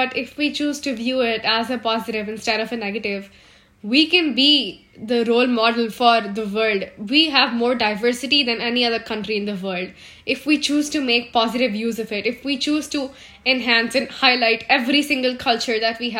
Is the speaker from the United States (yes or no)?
no; Pune, Maharashtra, India; I have spent my childhood all over India, but most of it was in Pune, Maharashtra. So, I grew up in Maharashtra.